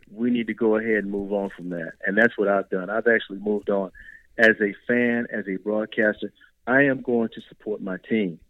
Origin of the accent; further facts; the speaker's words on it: Mississippi, United States; when I was growing up in Mississippi